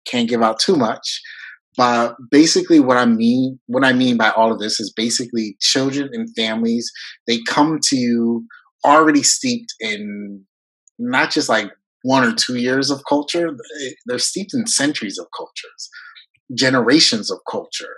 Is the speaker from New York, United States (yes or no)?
yes; New York, United States; first language French; English is a second language; moved away as an adult; I'm from New York